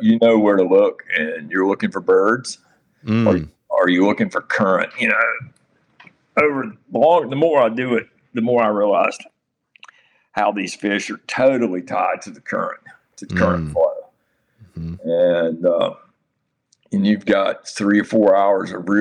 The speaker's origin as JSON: {"language": "English", "town": "Nags Head", "region": "North Carolina", "country": "United States", "tie": "born or raised there", "also_born_or_lived": "Harkers Island, North Carolina", "said": "I grew up in Nags Head, and that's my home in Nags Head"}